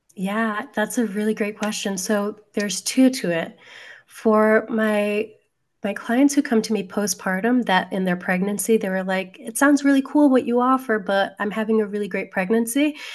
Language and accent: English; New Jersey, United States; I'm a Jersey girl